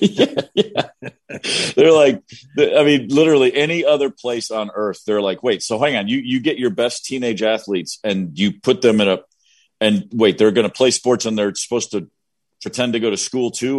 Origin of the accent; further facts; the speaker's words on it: Kentucky, United States; I'm from Kentucky, right? I'm from Kentucky